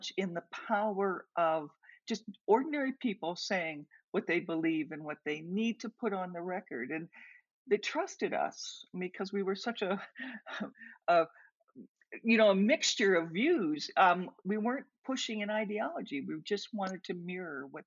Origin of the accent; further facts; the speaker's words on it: Tillsonburg, Ontario, Canada; now in Alberta, Canada; place where I grew up near Tillsonburg, Ontario, tobacco was everything